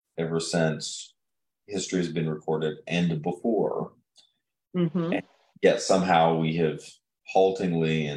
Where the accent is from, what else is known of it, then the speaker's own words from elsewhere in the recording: Chillicothe, Illinois, United States; growing up in Chillicothe, which, you know, I associate my hometown in Illinois with the river